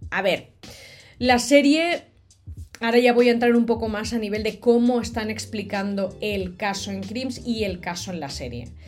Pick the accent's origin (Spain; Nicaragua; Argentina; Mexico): Spain; Catalonia; de Cataluña, de donde soy yo